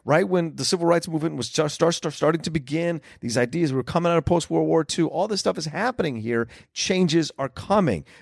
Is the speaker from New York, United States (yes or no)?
no; Northern Virginia, United States; I grew up in Northern Virginia